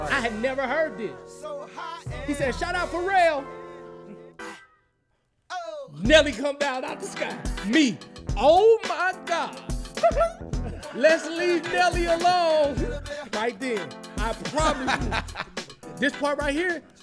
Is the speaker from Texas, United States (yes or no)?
no; Berkeley, Missouri, United States; I grew up in what some would call the hood, Berkeley, Missouri